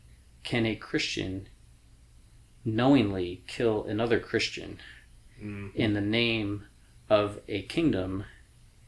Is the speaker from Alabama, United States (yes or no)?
no; New York, United States; We're both from New York